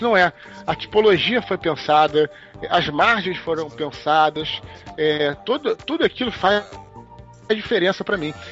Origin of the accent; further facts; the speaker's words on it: Brazil; also born or lived in United States; sou brasileiro